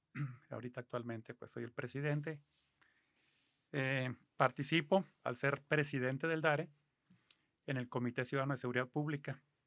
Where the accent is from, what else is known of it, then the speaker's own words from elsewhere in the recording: Mexicali, Baja California, Mexico; yo soy aquí de Mexicali, tengo 63 años